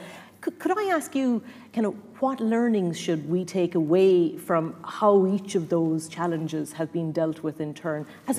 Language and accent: English; Ireland; as Irish people